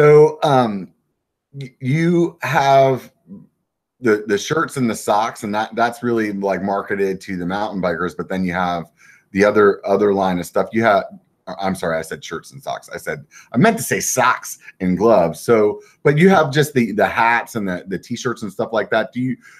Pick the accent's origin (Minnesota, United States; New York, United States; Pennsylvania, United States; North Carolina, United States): Pennsylvania, United States; now in California, United States; I'm from Pennsylvania